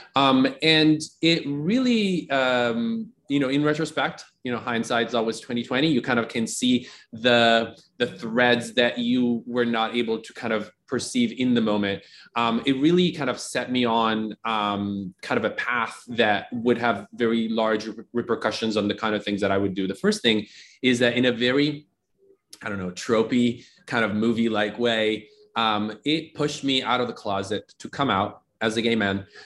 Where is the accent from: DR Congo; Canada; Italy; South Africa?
Italy; moved away as an adult; also born or lived in Austin, Texas; now in United States; I grew up in Italy, very traditional education, formal education in Italy all the way through a couple of years of undergrad.